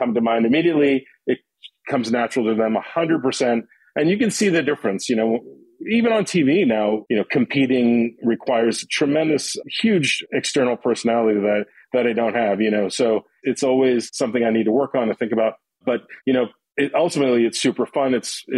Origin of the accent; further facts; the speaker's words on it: New York City, New York, United States; also born or lived in Long Island; growing up in Queens